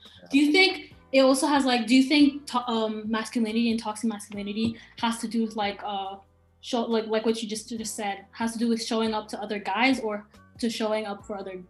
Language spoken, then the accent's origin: English; Cameroon; Where I'm from, I'm Cameroonian.